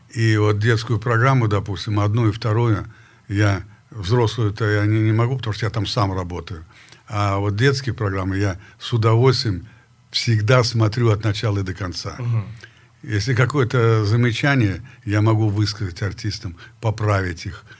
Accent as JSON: {"language": "Russian", "town": "Perm", "region": "Perm Krai", "country": "Russia", "moved": "yes", "said": "я из Перми, Россия"}